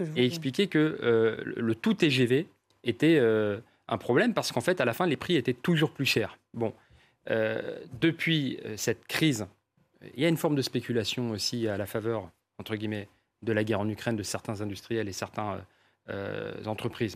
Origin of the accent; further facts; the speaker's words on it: Paris, Île-de-France, France; je suis parisien